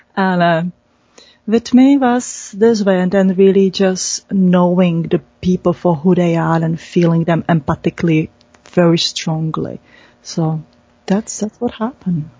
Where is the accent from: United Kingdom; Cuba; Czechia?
Czechia; moved away; I was born in Czech Republic